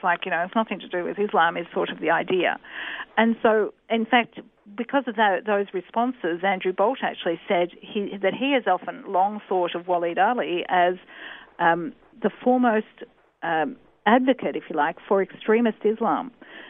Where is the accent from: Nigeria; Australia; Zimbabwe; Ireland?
Australia; We're all Australian Muslims.